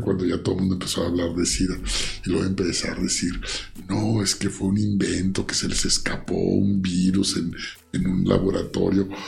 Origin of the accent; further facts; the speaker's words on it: Mexico; como soy mexicano